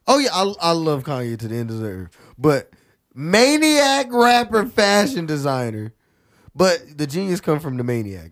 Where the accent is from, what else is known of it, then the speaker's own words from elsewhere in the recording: United States; Being American